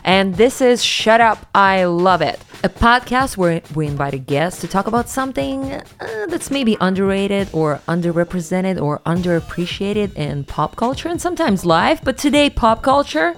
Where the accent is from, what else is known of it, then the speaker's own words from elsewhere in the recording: Siberia, Russia; moved away as an adult; also born or lived in New York; I'm from Siberia